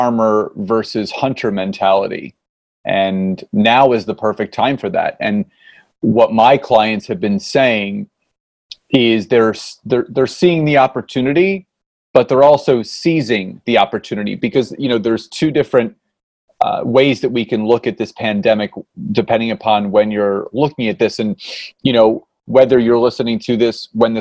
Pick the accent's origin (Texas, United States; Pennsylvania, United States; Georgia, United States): Pennsylvania, United States; Philadelphia; now in Marlton, United States; So born and raised in Philadelphia, Pennsylvania, now live in Southern New Jersey in Marlton